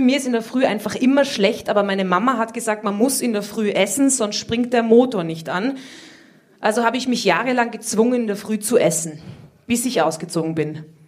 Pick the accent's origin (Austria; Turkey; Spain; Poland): Austria; Ich komme aus Österreich